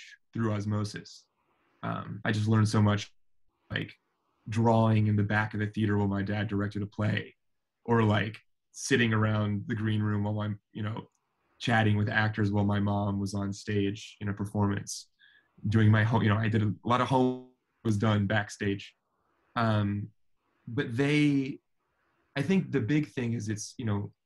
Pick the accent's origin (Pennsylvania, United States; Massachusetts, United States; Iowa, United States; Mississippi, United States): Pennsylvania, United States; Philadelphia; moved away as an adult; also born or lived in New York City, United States; now in Los Angeles, United States; I'm Philadelphian through and through. I grew up partly in New York as well, in Hell's Kitchen